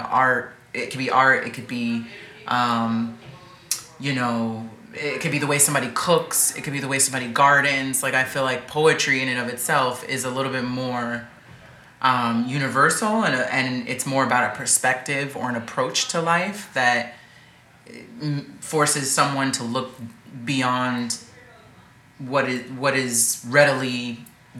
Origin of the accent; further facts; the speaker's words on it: New York, United States; growing up in New York